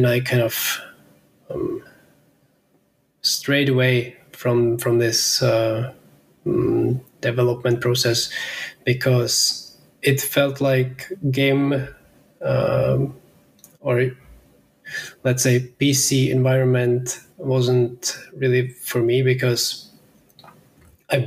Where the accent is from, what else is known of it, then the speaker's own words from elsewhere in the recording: Pilsen, Plzeň Region, Czechia; I'm in Pilsen, my hometown in Czech Republic.